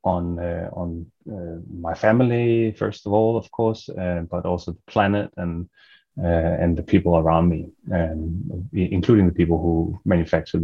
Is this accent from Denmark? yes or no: yes; Denmark; moved away as an adult; now in Australia; I'm originally from Denmark